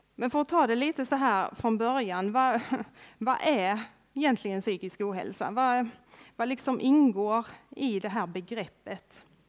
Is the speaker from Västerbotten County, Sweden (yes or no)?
no; Örkelljunga, Skåne, Sweden; Jag är uppväxt här i Örkelljunga, strax utanför Örkelljunga med till och med. Det är en liten by som heter Långalt, ute på landet